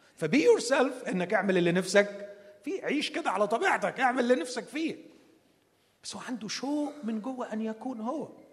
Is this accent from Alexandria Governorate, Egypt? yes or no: yes; Alexandria, Alexandria Governorate, Egypt; عندنا في اسكندرية